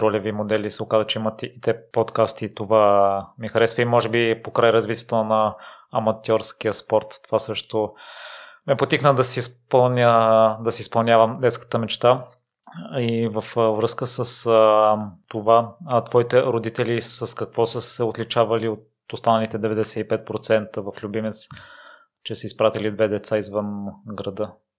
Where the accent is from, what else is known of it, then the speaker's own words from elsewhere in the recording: Kozloduy, Vratsa Province, Bulgaria; now in Sofia, Bulgaria; аз съм израснал в Козлодо и не смятам, че средата е продуктивна, но след като се преместих в София